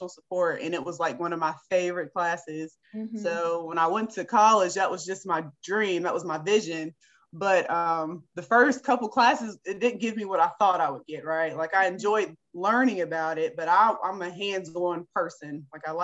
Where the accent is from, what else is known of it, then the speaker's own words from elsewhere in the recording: Beckley, West Virginia, United States; I'm a West Virginia native. I was born right here in this great state. I was born in Beckley, West Virginia